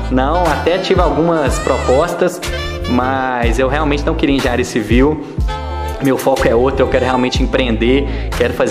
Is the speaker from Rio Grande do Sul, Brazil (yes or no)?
no; Ponte Nova, Minas Gerais, Brazil; now in Belo Horizonte, Brazil; eu tenho 24 anos e sou natural de Ponte Nova. Atualmente eu estou morando em Belo Horizonte